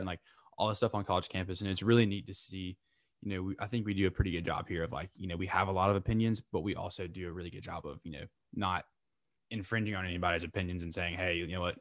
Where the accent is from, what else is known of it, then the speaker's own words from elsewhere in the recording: Lake Wylie, South Carolina, United States; Lake Wiley, South Carolina, originally.